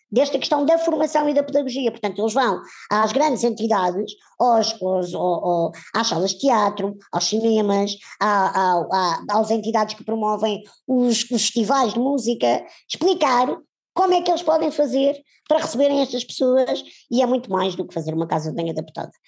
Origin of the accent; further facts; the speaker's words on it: Portugal; nós, enquanto portugueses e se calhar europeus